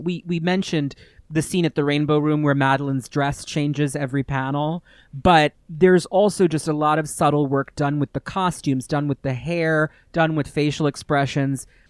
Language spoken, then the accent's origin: English; New York, United States; I'm from New York